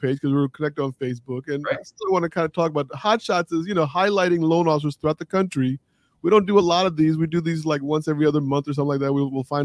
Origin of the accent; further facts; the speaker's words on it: D.C. Metro, Northern Virginia, United States; I grew up in Northern Virginia, D.C. Metro.